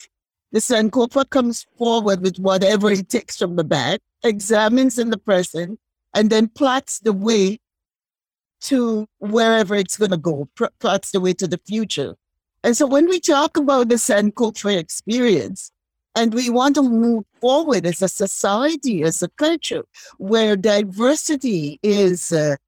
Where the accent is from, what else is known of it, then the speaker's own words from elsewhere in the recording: St. George's, Saint George, Grenada; As a young woman growing up in Happy Hill, St. George's, Grenada, in a family that I could remember all the matriarchs.